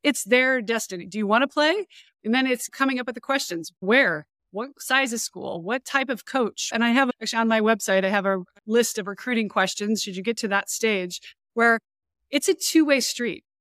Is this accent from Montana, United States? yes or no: yes; Montana, United States; moved away as an adult; also born or lived in San Diego / Virginia / Europe; I grew up in Montana